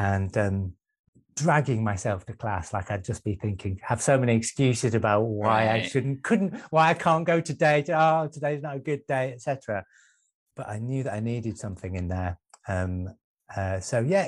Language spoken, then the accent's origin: English; Manchester, North West England, United Kingdom; moved away; also born or lived in Brighton; I'm actually originally from Manchester as well